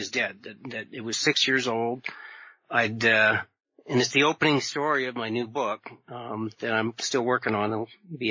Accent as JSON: {"language": "English", "region": "Vermont", "country": "United States", "tie": "born or raised there", "said": "I grew up in Vermont"}